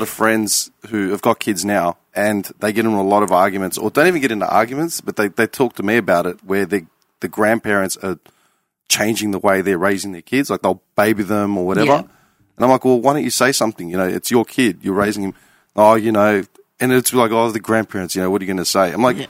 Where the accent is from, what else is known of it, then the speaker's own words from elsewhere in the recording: Clayton, Victoria, Australia; I was born in 84 and I grew up in Clayton.